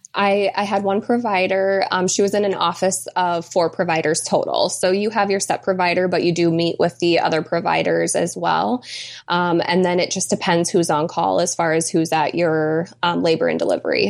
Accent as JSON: {"language": "English", "region": "Michigan", "country": "United States", "tie": "born or raised there", "said": "we were both born and raised in Michigan, and we still live in Michigan"}